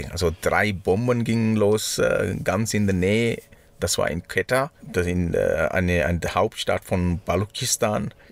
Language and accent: German; Sri Lanka; German is a second language; now in Switzerland; Ins, ja, bei uns in Sri Lanka. Das ist lustig, gell? Manchmal ich sage ich hier, wir und dann meine ich